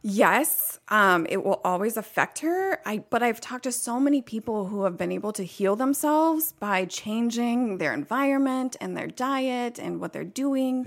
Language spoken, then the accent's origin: English; Dennison, Southeast Ohio, United States; moved away as an adult; also born or lived in Flint, Michigan; I grew up in Southeast Ohio. It's called Denison.